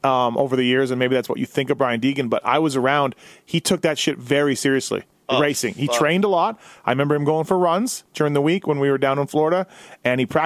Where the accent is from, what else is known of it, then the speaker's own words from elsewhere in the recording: Canada; I was the kid from Canada